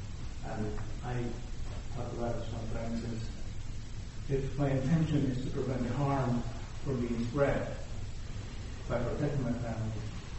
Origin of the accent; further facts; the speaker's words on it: Venezuela; now in United States; I'm from Venezuela, actually